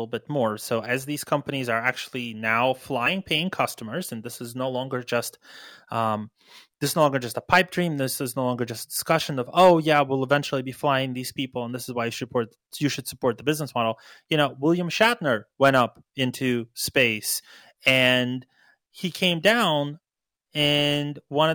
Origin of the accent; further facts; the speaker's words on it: Ukraine; moved away; I was born in Ukraine